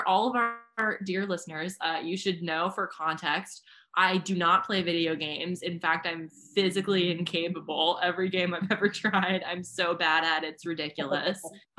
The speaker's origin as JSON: {"language": "English", "town": "Rockford", "region": "Illinois", "country": "United States", "tie": "born or raised there", "said": "Exclusive to my hometown. But yeah, the first time I had cheese curds in Rockford"}